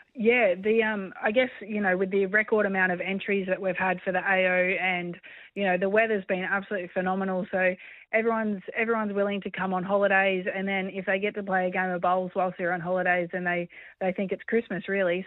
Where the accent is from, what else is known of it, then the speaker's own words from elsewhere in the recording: Australia; being Australian